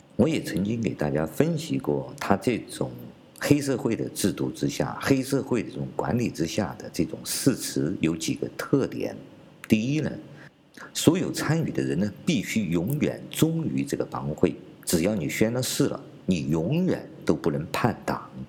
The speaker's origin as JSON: {"language": "Chinese", "country": "China", "said": "我们中国人民"}